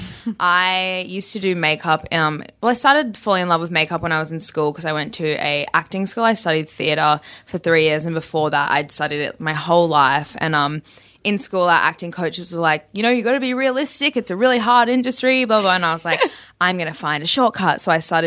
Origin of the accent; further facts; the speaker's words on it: Brisbane, Queensland, Australia; I'm from Brisbane, so it's quite a small town and everyone kind of knows everyone.